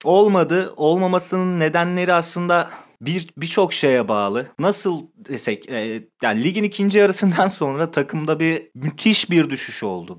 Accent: Sakarya, Turkey

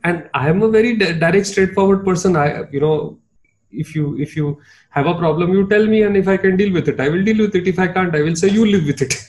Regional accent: Mumbai, Maharashtra, India; accent: Bombaya Hindi; now I'm from Bombay, you know, and I, yeah, I used to speak that. I still speak that very very Bombaya Hindi

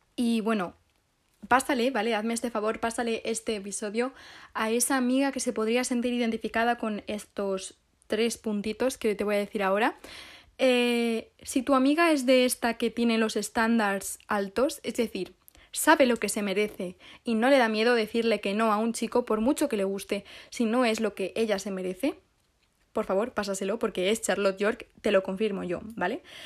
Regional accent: Guadalajara, Castilla-La Mancha, Spain; now in Madrid, Spain; ahora estoy en Guadalajara. en mi pueblo

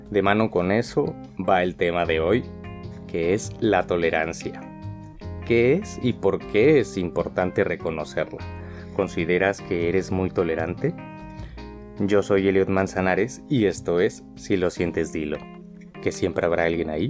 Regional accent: Mexico; now in Spain; como ya saben soy mexicano, un mexicano que vive en España.

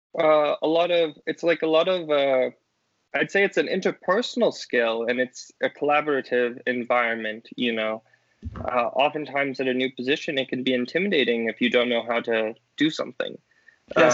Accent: southern Colorado, United States; I grew up in um, kind of southern Colorado near the sand dunes with my family.

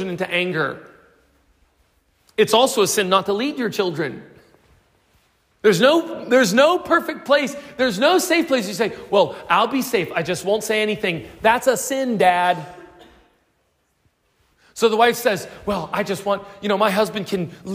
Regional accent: United States; now in South Africa

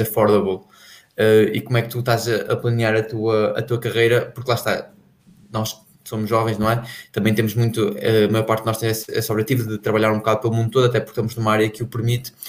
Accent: Portugal; para nós que somos portugueses

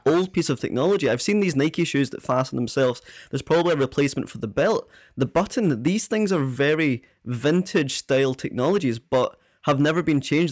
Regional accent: Prestwick, Scotland, United Kingdom; live in Prestwick on the West Coast

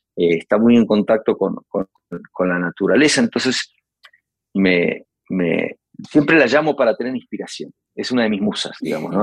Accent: Uruguay; con este acento que tengo y con esta manera de tocar la guitarra, y esta manera de escribir que la aprendí en mi país

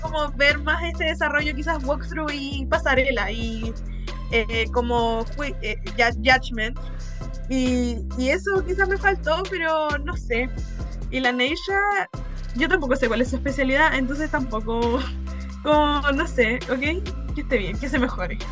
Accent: Chile; soy chilena

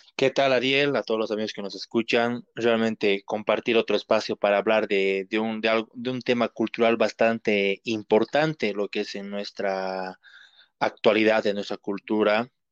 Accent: Cochabamba, Bolivia; nosotros como tanto como cochabaminos como bolivianos

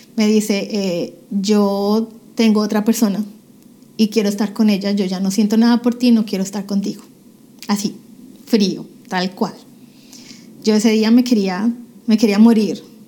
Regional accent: Cali, Valle del Cauca, Colombia; moved away as an adult; now in United States; prácticamente toda mi niñez yo me cría en Cali, Colombia.

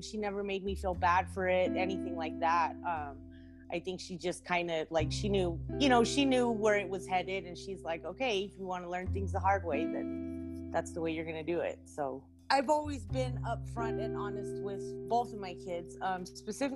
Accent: Albuquerque, New Mexico, United States; also born or lived in San Fernando, California; I'm originally from San Fernando, California. I've been in Albuquerque, New Mexico for about 30 years now

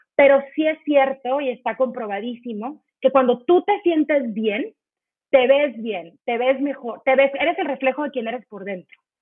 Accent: Mexico; somos tantas mujeres mexicanas

